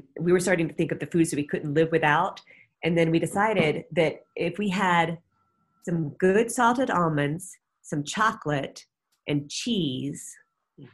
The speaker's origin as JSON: {"language": "English", "town": "Atlanta", "region": "Georgia", "country": "United States", "tie": "born or raised there", "said": "I grew up in Atlanta during the time of the Atlanta child murders."}